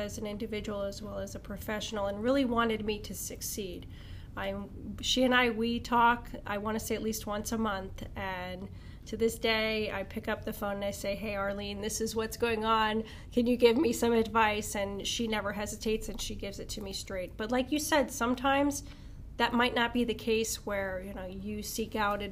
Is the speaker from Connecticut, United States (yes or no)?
no; Wilkes-Barre, Pennsylvania, United States; also born or lived in Italy; I was raised over in Wilkes-Barre, Pennsylvania